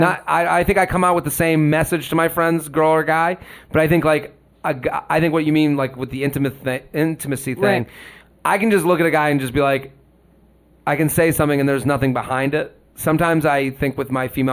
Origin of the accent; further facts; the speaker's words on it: Boston, Massachusetts, United States; moved away as an adult; now in New York City, United States; we're all from the Boston area.